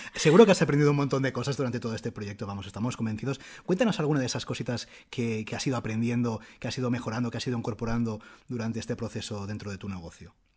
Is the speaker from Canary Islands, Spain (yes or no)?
no; Barcelona, Catalonia, Spain; also born or lived in Madrid; nosotros somos de, aquí de Barcelona, pero estábamos viviendo en Madrid